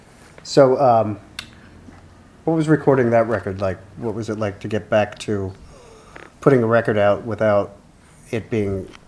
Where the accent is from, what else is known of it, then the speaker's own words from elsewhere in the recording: Elverson, Pennsylvania, United States; Where I grew up in Elverson, Pennsylvania